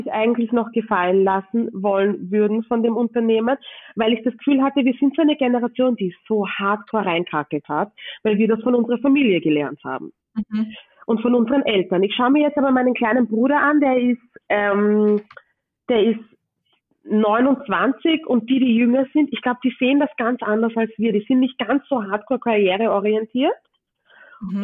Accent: Vienna, Austria; ich bin in Wien geboren und im 22. Bezirk groß geworden

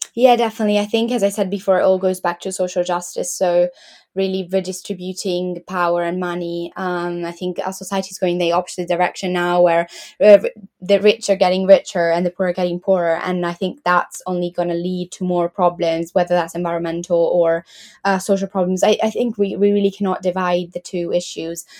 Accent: Italy; now in Leeds, United Kingdom; I'm from Italy uh, I currently live in Leeds

